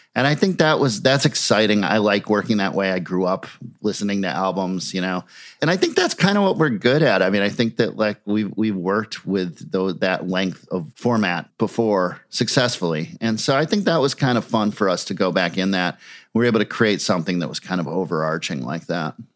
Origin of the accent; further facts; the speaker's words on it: Minneapolis, Minnesota, United States; having these bands in my hometown